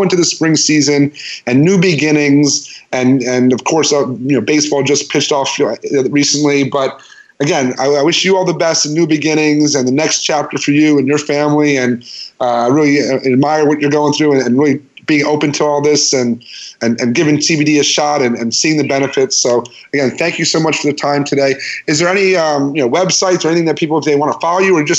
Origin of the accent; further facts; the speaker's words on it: New York, United States; moved away; I'm from New York